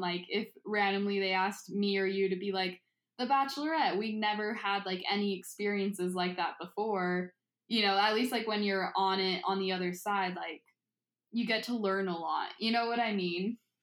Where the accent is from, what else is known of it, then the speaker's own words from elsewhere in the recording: Utah, United States; growing up in Utah, like, it's mainly just white people